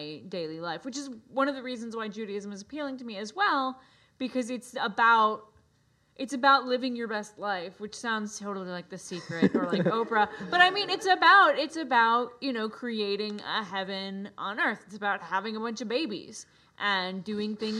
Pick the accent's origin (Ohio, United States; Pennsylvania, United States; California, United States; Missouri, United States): Pennsylvania, United States; I grew up in Pennsylvania